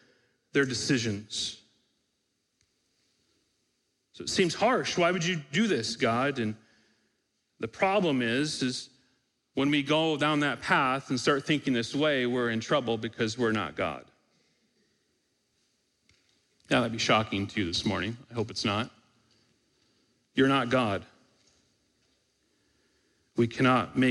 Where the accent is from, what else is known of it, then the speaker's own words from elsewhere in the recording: Michigan, United States; We grew up in Michigan